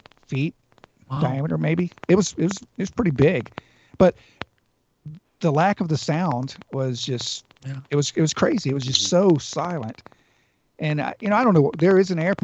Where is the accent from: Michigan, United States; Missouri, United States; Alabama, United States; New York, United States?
Alabama, United States; Georgiana; We were having a family reunion at back home in my hometown, Georgiana